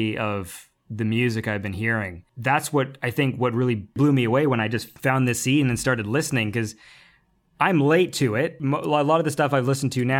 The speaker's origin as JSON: {"language": "English", "country": "Canada", "said": "I'm Canadian, the second language is French"}